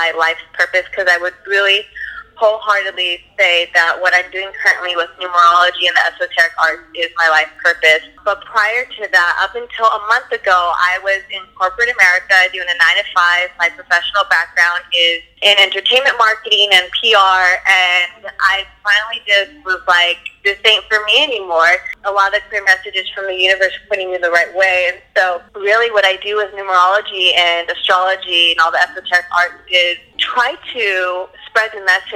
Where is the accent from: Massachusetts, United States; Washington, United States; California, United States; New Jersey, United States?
California, United States; Los Angeles; I'm born and raised in LA, and I am a Cali girl through and through.